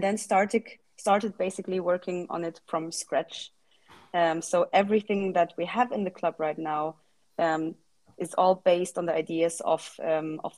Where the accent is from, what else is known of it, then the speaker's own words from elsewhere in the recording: Germany; moved away as an adult; now in Lisbon, Portugal; I'm originally from Germany